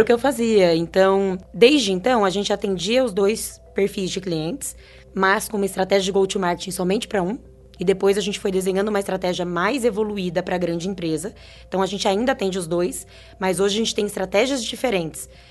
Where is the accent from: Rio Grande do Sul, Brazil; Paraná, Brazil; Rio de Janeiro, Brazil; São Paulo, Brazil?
São Paulo, Brazil; São Carlos; A gente é de São Carlos e com muito, muito, muito orgulho